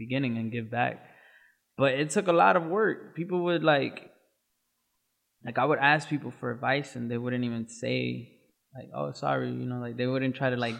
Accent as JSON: {"language": "English", "town": "Waterbury", "region": "Connecticut", "country": "United States", "tie": "born or raised there", "said": "I grew up in Waterbury, Connecticut"}